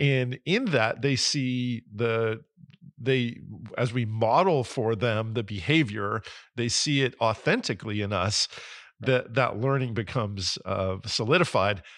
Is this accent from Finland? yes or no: no; New Jersey, United States; moved away; I grew up in New Jersey